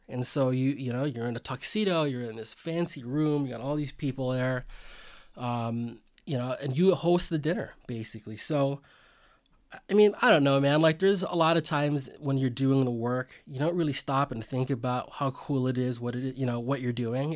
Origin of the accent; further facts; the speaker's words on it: Bay Area, California, United States; I'm a Filipino American. Um, I grew up in the Bay Area. I'm the son of immigrants